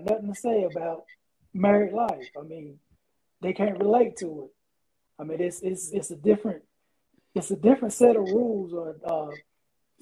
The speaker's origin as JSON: {"language": "English", "area": "Chatham County", "region": "North Carolina", "country": "United States", "tie": "born or raised there", "also_born_or_lived": "Sanford, North Carolina", "said": "from Sanford, North Carolina, born and raised in Chatham County"}